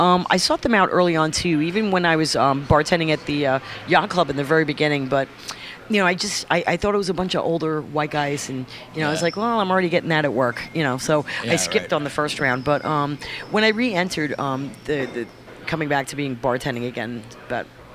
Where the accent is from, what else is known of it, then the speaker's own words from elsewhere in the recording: France; also born or lived in United States; now in New York, United States; I was born in America, but raised over there